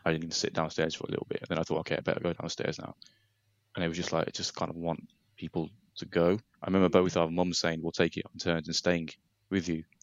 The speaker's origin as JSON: {"language": "English", "town": "Nottingham", "region": "East Midlands", "country": "United Kingdom", "said": "I'm 35 from from Nottingham"}